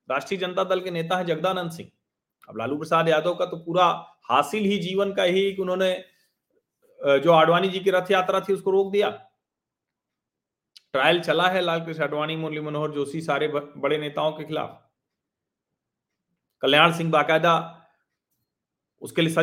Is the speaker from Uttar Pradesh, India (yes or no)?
yes; Prayagraj, Uttar Pradesh, India; मैं तो उसी शहर से आता हूं सिंघल जी के अशोक सिंघल जी के शहर से अशोक सिंघल जी ने तो प्रयागराज में जो उनका घर है वही दे दिया